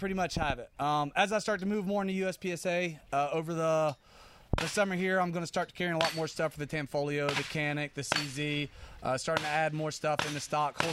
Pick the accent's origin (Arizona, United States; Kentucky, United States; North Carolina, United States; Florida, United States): North Carolina, United States; Charlotte; I actually grew up in Charlotte there my whole life, with the exception of some time being deployed and stuff.